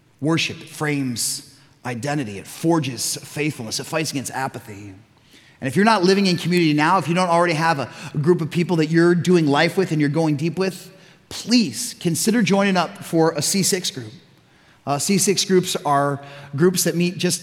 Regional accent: Chicago, Illinois, United States; also born or lived in Tucson / West Michigan; now in Zeeland, United States; We're growing up in Chicago, suburban Chicago

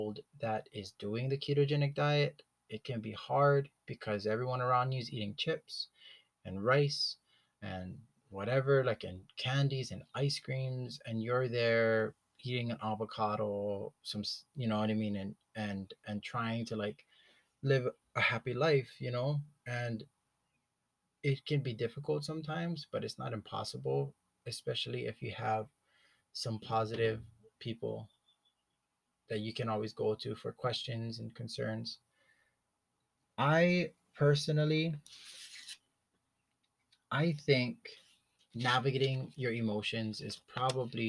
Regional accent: Hawaii, United States; growing up in Hawaii, growing up in a Hawaiian ohana

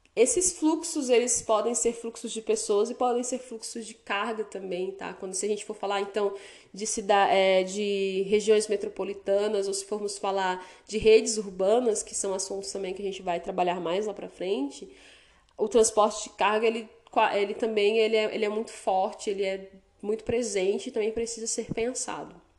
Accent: Porto Velho, Rondônia, Brazil; moved away as an adult; now in Vilhena, Brazil; a minha cidade natal que é Porto Velho

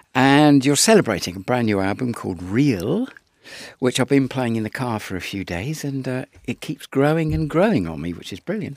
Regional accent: Isle of Wight, South East England, United Kingdom; I come from the Isle of Wight

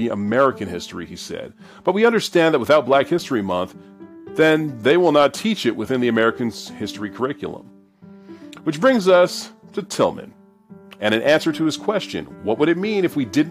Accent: Canada; growing up in Canada

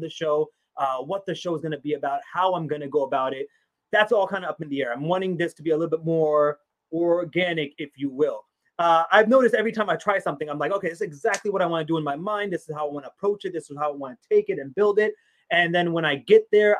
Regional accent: United States; also born or lived in Pakistan; being a Pakistani American, growing up, born in Pakistan, growing up here in America

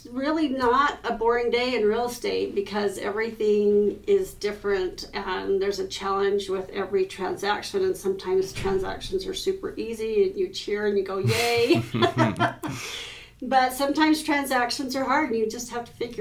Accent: Preston, Idaho, United States; moved away as an adult; also born or lived in Bancroft, Idaho; now in Logan, United States; I grew up in Preston

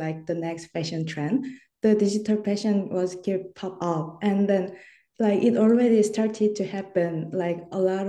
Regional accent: Seoul, South Korea; moved away as an adult; now in Busan, South Korea; I'm originally from Seoul and just moved to Busan, South Korea.

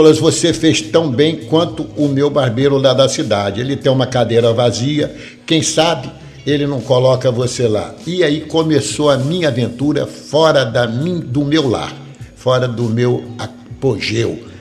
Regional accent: Campos, Rio de Janeiro, Brazil; moved away as an adult; Na verdade, tudo começou quando eu tinha 19 anos, lá na minha terra, no estado do Rio de Janeiro, município de Campos.

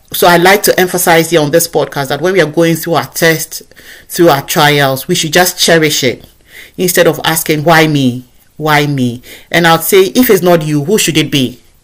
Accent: Ghana; accent: African; moved away as an adult; now in United Kingdom; I sound just as I sound as a Ghanaian from where I come from.

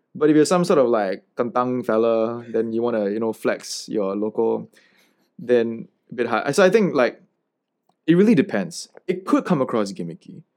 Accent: Singapore; coming from the heartlands or, you know, like, being legitimately Singaporean

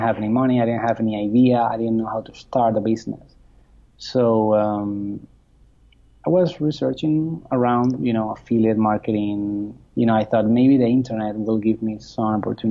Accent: Spain; moved away as an adult; now in United States; I'm from Spain originally, but I got to the US through work

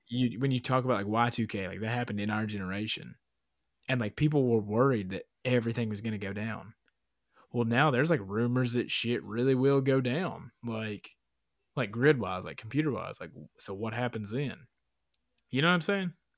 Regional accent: Appalachian Mountains, United States; I was raised in the Appalachian fucking mountains

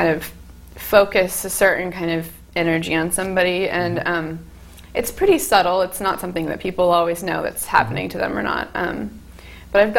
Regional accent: California, United States; moved away as an adult; now in Fairfield, United States; I was born in California, and I came here 5 years ago for MUM

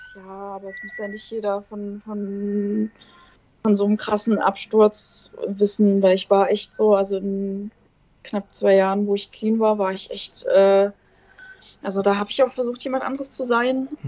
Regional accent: eastern Germany, Germany; Ich komme halt aus dem Osten

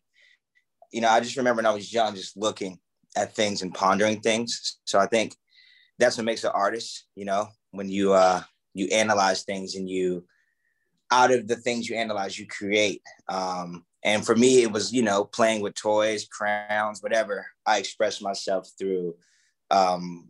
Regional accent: Atlanta, Georgia, United States; I grew up in Atlanta, Georgia. And it was the outskirts of Atlanta

